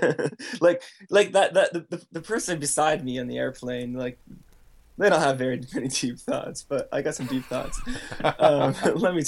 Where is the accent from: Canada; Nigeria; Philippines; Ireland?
Canada; now in Seattle, United States; I was born in Canada.